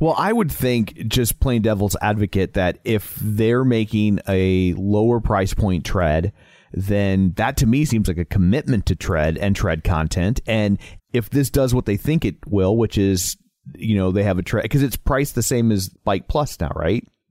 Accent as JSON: {"language": "English", "region": "Midwest", "country": "United States", "accent": "Midwest", "said": "my Midwest accent"}